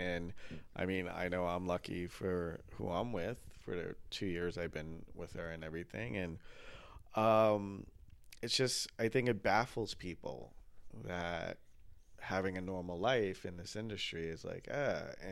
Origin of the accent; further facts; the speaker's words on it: New York City, New York, United States; I grew up off of Ditmars and Steinway.